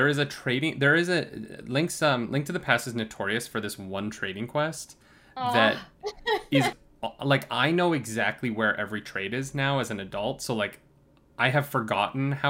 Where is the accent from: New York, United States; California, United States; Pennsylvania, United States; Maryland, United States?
New York, United States; I'm from New York